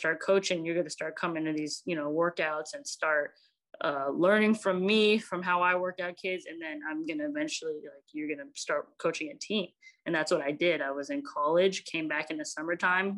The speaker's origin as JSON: {"language": "English", "area": "Bay Area", "region": "California", "country": "United States", "tie": "born or raised there", "also_born_or_lived": "San Francisco / Alameda / Dublin / South San Francisco", "said": "I grew up in the Bay Area, and I can't claim one area."}